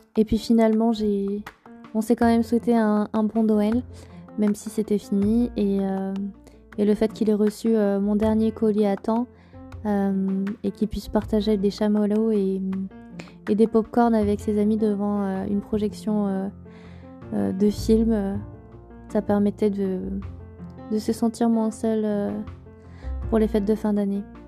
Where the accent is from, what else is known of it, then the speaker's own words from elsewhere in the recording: Auvergne-Rhône-Alpes, France; also born or lived in Moselle; j'étais loin de l'Auvergne, de mon Auvergne chérie